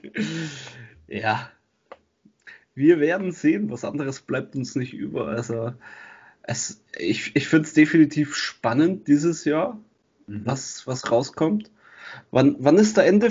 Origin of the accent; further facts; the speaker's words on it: Germany; bei uns in Deutschland